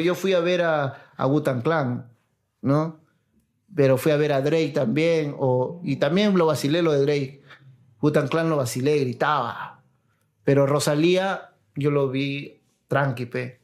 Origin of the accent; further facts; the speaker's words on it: Peru; also born or lived in La Molina, Lima; yo soy el de Perú